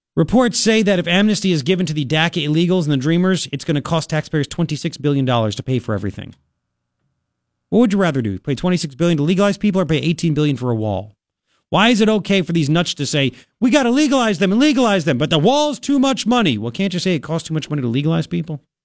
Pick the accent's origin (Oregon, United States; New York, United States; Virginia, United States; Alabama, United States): New York, United States; Long Island; now in Tucson, United States; when I grew up in Long Island